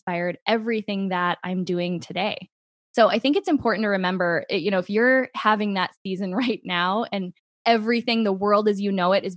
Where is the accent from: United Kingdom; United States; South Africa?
United States; Midwest; growing up in the Midwest